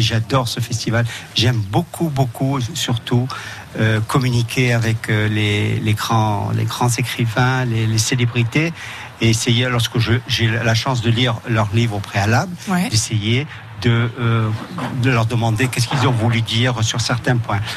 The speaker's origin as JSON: {"language": "French", "town": "Nice", "region": "Provence-Alpes-Côte d'Azur", "country": "France", "said": "moi j'habite Nice, je suis de Nice"}